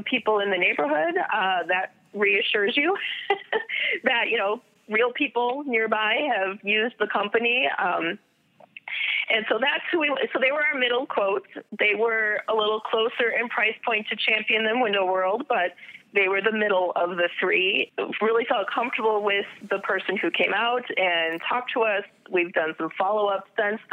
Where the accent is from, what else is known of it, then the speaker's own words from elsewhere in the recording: Midwest, United States; I'm just Midwesterner.